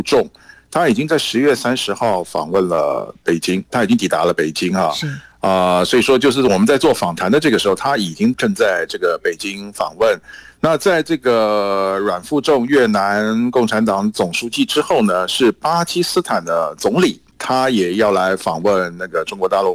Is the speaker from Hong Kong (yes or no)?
no; Taiwan; now in Beijing, China; 我们台湾这边呢，坚定好自己的立场